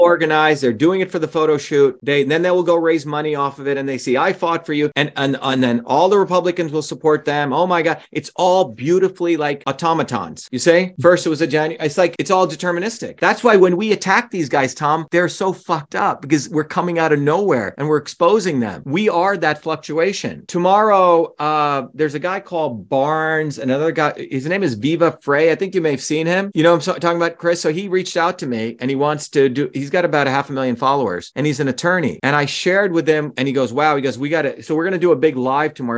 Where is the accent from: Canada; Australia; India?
India; moved away; when I was growing up in India in a village, where people, the, the Indian Tamil language does not have a word for my